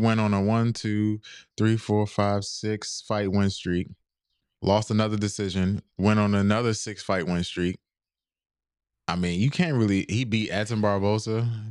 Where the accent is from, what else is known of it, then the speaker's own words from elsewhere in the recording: United States; accent: American; I live here in America. So, the first thing I'm gonna say is I'm American